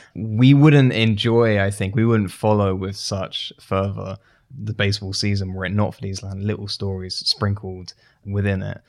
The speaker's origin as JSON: {"language": "English", "country": "United Kingdom", "moved": "yes", "said": "I'm from, uh, I'm from the U K originally"}